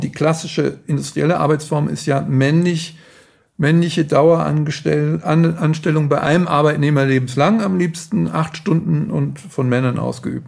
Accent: Frankfurt, Hesse, Germany; Also ich bin ähm, damals aufgewachsen in Frankfurt, in Bockenheim, das war das Studentenviertel

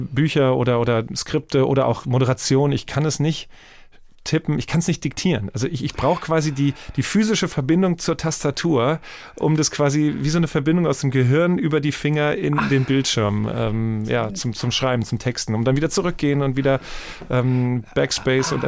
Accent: Wiesbaden, Hesse, Germany; accent: Hessian; moved away; Ich komme ja aus Wiesbaden und sehr hessisch geprägt

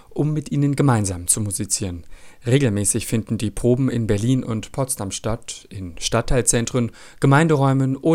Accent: Iraq; ich bin 13 Jahre alt, ich komme aus dem Irak.

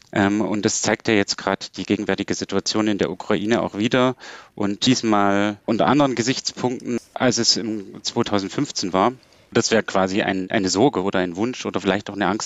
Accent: Saxony, Germany; ich meine, ich komme aus Sachsen

